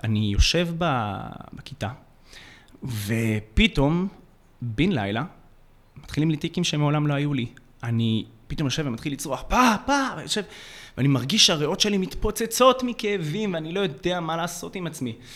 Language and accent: Hebrew; Jerusalem, Jerusalem District, Israel; במרכז העיר בירושלים, שם גדלתי